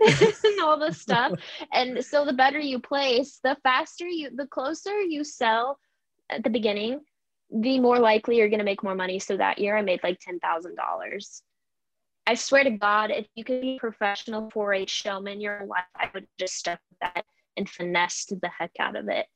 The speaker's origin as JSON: {"language": "English", "area": "area of the Almeda Fire", "region": "Oregon", "country": "United States", "tie": "born or raised there", "said": "my hometown or my community"}